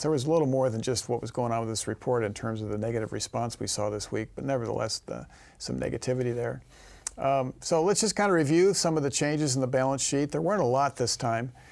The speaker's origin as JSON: {"language": "English", "region": "Missouri", "country": "United States", "tie": "born or raised there", "said": "my home state, Missouri"}